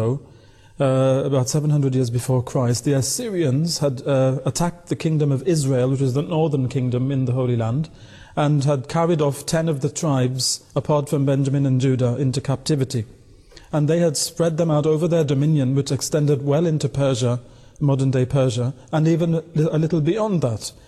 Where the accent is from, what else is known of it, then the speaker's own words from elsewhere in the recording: Afghanistan; moved away; I'm from Afghanistan originally.